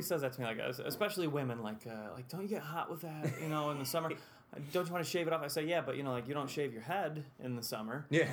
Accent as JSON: {"language": "English", "town": "Whitesboro", "region": "New York", "country": "United States", "tie": "born or raised there", "also_born_or_lived": "Utica, New York", "said": "I grew up in Whitesboro"}